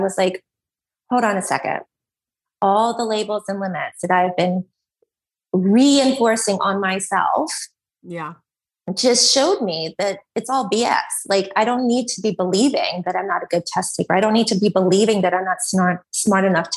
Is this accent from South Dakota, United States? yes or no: no; Columbus, Georgia, United States; I'm from Columbus, Georgia in the deep South